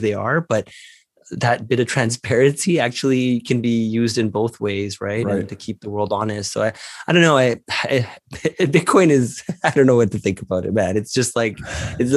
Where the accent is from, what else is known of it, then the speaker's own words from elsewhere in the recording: Canada; I'm a Canadian